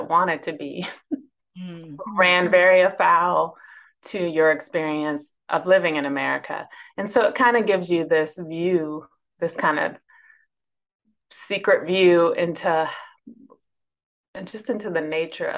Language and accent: English; Northern Virginia, United States; also born or lived in Lexington, South Carolina; now in Charlottesville, United States; I was born in Virginia, which is still the South, but it's like I was born in Northern Virginia, which doesn't think of itself as the South. I live in Charlottesville now